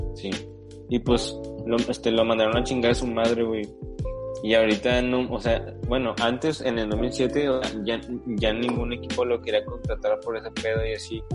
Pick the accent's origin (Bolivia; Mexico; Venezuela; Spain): Mexico; en México somos, o sea, que mayormente morenos